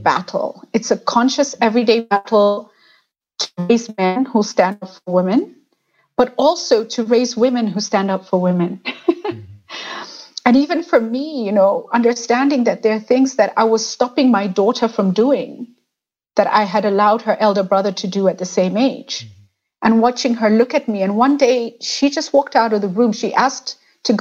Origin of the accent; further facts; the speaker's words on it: Kenya; the Kenyan identity comes to us very easily, and Kenyans are very proud.